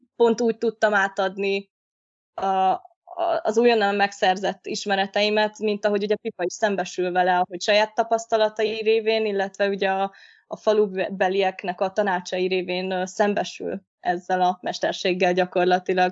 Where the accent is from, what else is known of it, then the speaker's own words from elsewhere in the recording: Hungary; én Kertvárosban nőttem fel, és ott is lakom jelenleg is